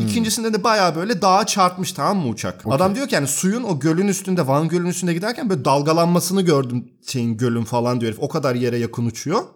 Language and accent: Turkish; Turkey; now in Berlin, Germany; Ben bir Türk olarak